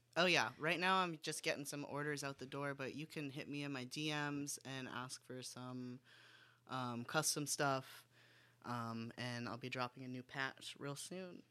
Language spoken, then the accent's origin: English; West Palm Beach, Florida, United States; I grew up in West Palm Beach, Florida